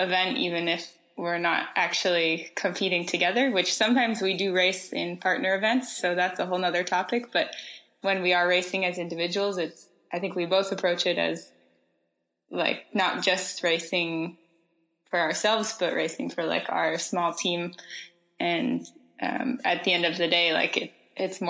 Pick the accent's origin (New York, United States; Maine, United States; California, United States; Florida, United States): Maine, United States; moved away as an adult; also born or lived in Vermont / Utah / Switzerland; So I grew up in Maine, but then found my way to Vermont and Utah. And from Utah, I moved to Switzerland